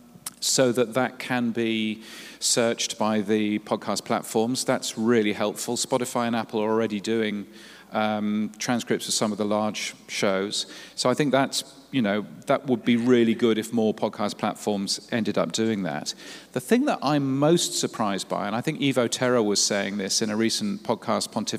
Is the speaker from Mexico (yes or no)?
no; United Kingdom; accent: British; now in Australia; I live in Australia, as you can tell from my very British accent